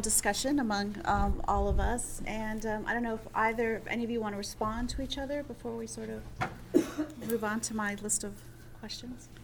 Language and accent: English; New Mexico, United States; I'm from New Mexico.